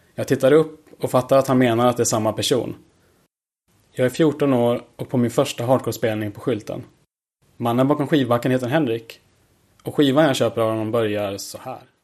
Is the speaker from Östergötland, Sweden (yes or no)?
yes; Klockrike, Östergötland, Sweden; now in Malmö, Sweden; Jag bor i Malmö men är född och uppvuxen på Östgötaslätten i en liten by som heter Klockrike